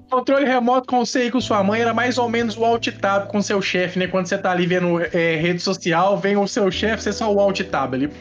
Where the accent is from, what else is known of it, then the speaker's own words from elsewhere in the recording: Divinópolis, Minas Gerais, Brazil; moved away; Eu sou de Divinópolis, Minas Gerais, mas hoje não moro mais em Divinópolis.